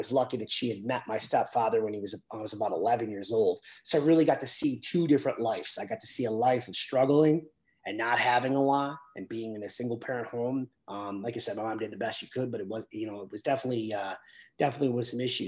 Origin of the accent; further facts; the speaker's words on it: Buffalo, New York, United States; I grew up in the city. I grew up in Buffalo